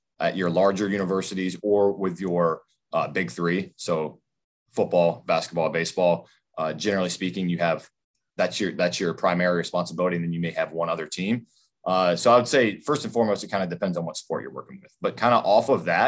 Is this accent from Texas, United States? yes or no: no; Zebulon, North Carolina, United States; moved away as an adult; also born or lived in Greensboro, North Carolina; I'm from Raleigh, North Carolina, actually Zebulon, North Carolina, small town outside of Raleigh